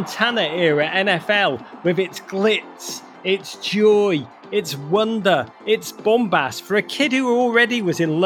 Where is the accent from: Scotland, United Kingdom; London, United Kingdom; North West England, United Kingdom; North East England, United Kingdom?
North West England, United Kingdom; Liverpool; moved away as an adult; now in United States; I'm from Liverpool, England. I'm American now.